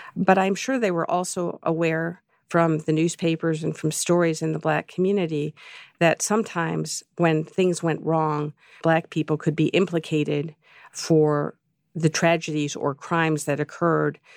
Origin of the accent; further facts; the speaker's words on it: Chicago, Illinois, United States; I grew up in Chicago